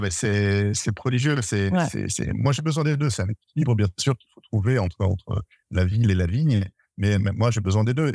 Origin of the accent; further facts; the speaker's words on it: Bergerac area, Dordogne, Nouvelle-Aquitaine, France; je suis originaire de la région de Bergerac en Dordogne